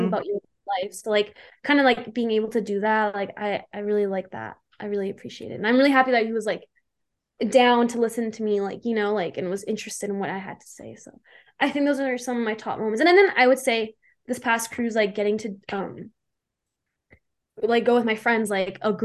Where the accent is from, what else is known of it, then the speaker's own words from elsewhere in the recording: Calgary, Alberta, Canada; my hometown, Calgary